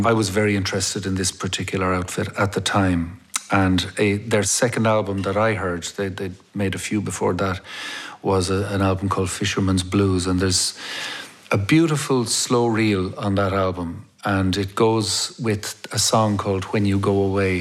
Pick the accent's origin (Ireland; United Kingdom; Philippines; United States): Ireland; Dublin, Leinster; I grew up in Clonskee in Dublin, and I grew up in an Irish-speaking family